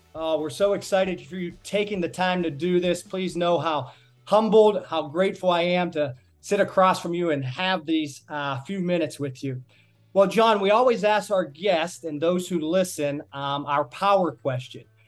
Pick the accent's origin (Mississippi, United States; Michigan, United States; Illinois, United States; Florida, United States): Florida, United States; Miami; I'm from the Miami area